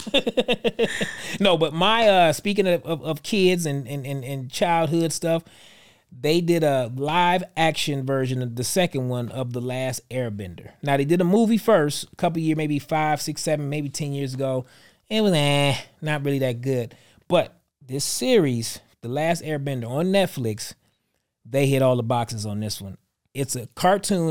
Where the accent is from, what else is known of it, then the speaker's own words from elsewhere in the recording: Detroit, Michigan, United States; moved away; Detroit's my hometown